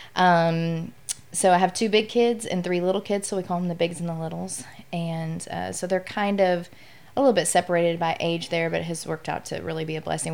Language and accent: English; Midwest, United States; now in Louisiana, United States; I'm from the Midwest, and so when I moved down south